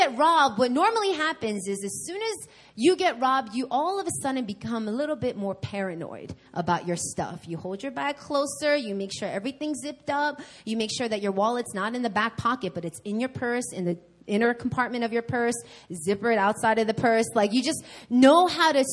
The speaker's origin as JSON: {"language": "English", "region": "New York", "country": "United States", "moved": "yes", "lives_now": "Seoul, South Korea", "said": "I'm from New York"}